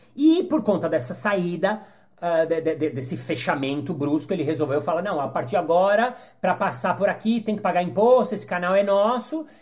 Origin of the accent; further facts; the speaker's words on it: Brazil; sou brasileiro 100%, mas os meus pais não. Os meus pais nasceram no Egito